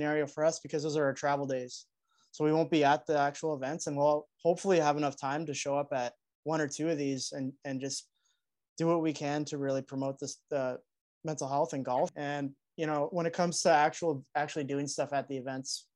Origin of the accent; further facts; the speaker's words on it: Canada; we're Canadian